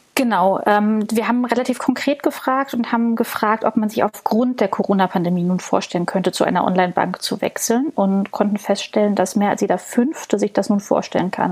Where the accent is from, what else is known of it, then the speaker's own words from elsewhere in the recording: Berlin, Germany; ich als Berlinerin